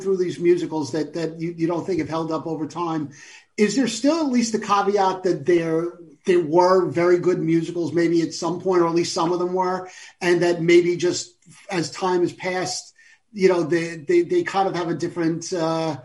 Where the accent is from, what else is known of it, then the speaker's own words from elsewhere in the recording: New York, United States; I'm a New Yorker and I was in New York then